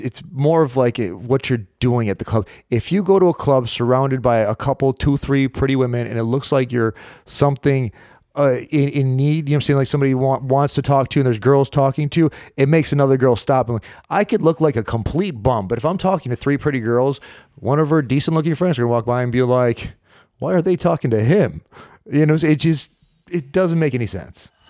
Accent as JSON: {"language": "English", "town": "Rochester", "region": "New York", "country": "United States", "tie": "born or raised there", "said": "I was born and raised in Rochester, New York"}